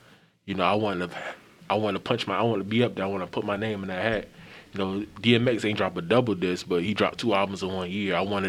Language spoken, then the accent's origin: English; Savannah, Georgia, United States; growing up in Savannah